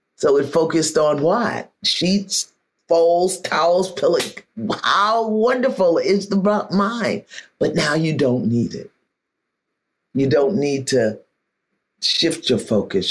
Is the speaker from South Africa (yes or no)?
no; New York City, New York, United States; I'm from Brooklyn